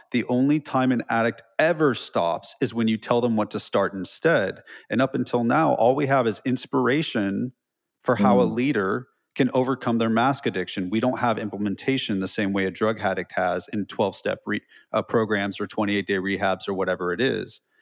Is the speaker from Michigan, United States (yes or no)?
no; California, United States; moved away as an adult; also born or lived in Los Altos Hills, California / Los Angeles, California; now in Nashville, United States; I'm from California, so I say dude, and I had long hair and hoop earrings